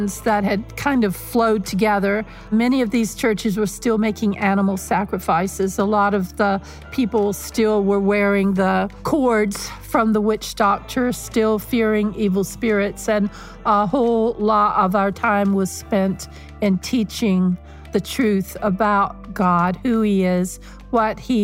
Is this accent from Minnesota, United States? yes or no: no; North Carolina, United States; moved away as an adult; also born or lived in Zambia / Mozambique; I was Tar Heel born and bred in North Carolina. Never left the state really until I was 18 years old